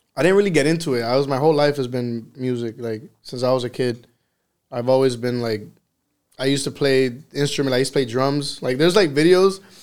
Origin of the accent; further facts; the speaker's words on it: Miami, Florida, United States; accent: Miami; I was born here in Miami in Jackson Hospital